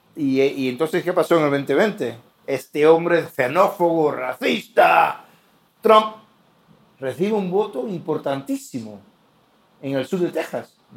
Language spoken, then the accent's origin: Spanish; Cuba; now in United States; en Cuba, mi país natal, el país de mis padres